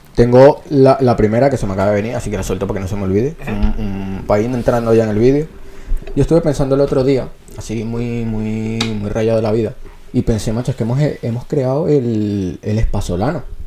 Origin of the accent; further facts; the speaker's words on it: Venezuela; accent: Venezuelan; now in Spain; palabras españolas, que es lo que más hacemos nosotros, con el acento venezolano.